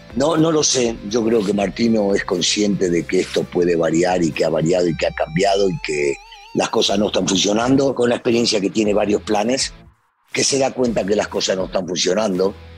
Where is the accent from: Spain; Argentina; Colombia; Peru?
Argentina; yo soy bien argentino